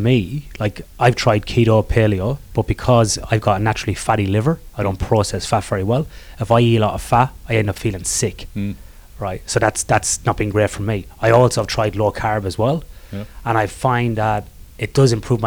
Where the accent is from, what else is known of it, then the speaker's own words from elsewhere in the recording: Ireland; I'm Irish